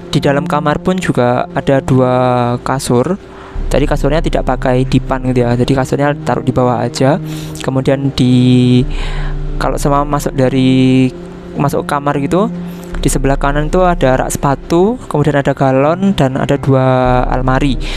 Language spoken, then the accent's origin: Indonesian; East Java, Indonesia; born there; kota saya kota kota kelahiran saya dekat dengan Banyuwangi